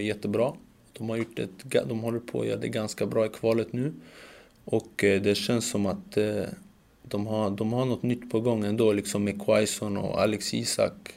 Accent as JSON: {"language": "Swedish", "country": "Sweden", "said": "jag känner att jag är mer svensk"}